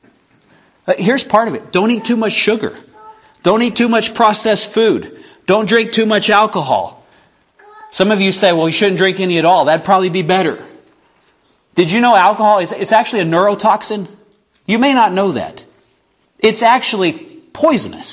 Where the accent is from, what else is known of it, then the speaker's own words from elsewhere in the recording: the South, United States; I'm from the South. I'm a Baptist.